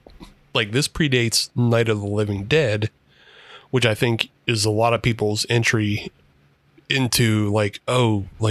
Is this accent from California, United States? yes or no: no; Pittsburgh, Pennsylvania, United States; because we're from Pittsburgh